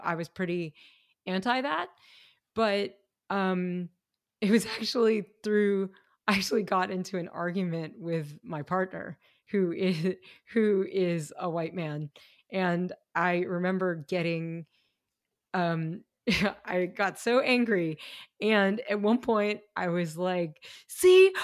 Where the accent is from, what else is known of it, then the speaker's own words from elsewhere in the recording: Kentucky, United States; I grew up in Kentucky